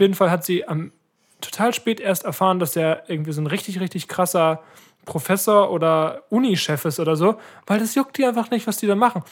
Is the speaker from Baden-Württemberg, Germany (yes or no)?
no; Ratekau, Schleswig-Holstein, Germany; bei uns in Ratekau